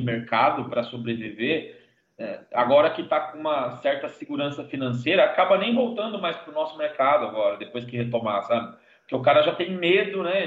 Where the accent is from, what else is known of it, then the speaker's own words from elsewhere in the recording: Brazil; eu sou brasileiro